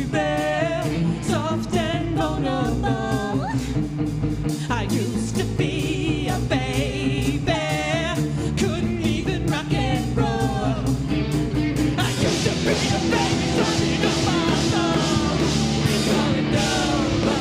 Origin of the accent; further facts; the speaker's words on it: Queens, New York, United States; I'm from Queens, New York.